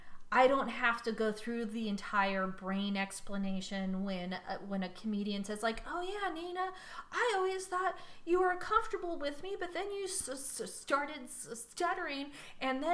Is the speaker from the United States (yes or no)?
yes; San Leandro, California, United States; I passed my old school in San Leandro on 580